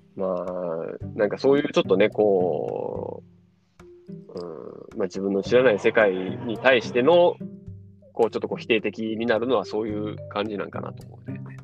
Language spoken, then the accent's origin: Japanese; Japan; 日本人の俺ら